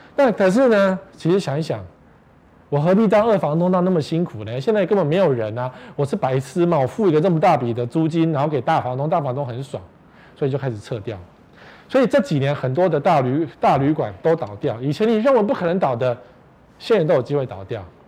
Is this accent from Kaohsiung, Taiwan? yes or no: no; Taipei, Taiwan; 我们台北人